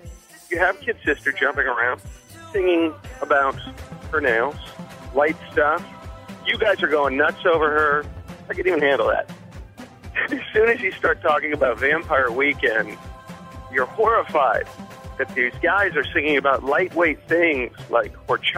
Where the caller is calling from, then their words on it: North Hollywood, California, United States; I'm from North Hollywood, California.